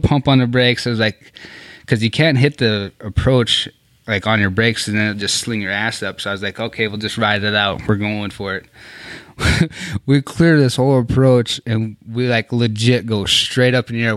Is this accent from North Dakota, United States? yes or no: yes; Trenton, North Dakota, United States; Born and raised in Trenton, North Dakota